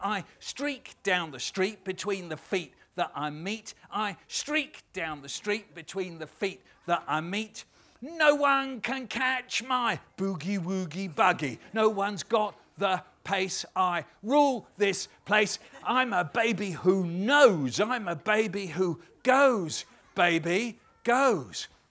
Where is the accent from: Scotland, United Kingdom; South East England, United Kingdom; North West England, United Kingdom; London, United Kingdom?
London, United Kingdom; as we say in London